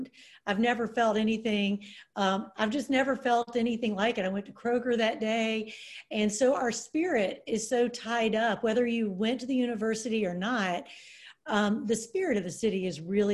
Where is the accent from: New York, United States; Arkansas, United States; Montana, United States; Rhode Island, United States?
Arkansas, United States; Pine Bluff; moved away as an adult; now in Memphis, United States; there were these great teachers in Pine Bluff where I grew up